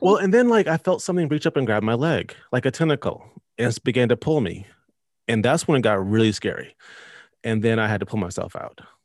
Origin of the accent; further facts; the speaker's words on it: North Carolina, United States; I'm from North Carolina, uh, lived here my whole life